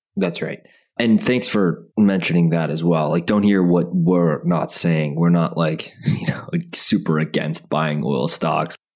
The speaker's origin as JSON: {"language": "English", "town": "Calgary", "region": "Alberta", "country": "Canada", "tie": "born or raised there", "moved": "yes", "said": "I was born in Calgary. Half my family lives in Alberta"}